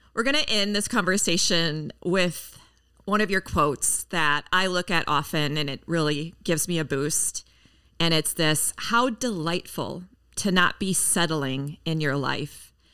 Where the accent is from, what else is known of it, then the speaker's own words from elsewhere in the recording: Minneapolis, Minnesota, United States; in my hometown, Minneapolis, Minnesota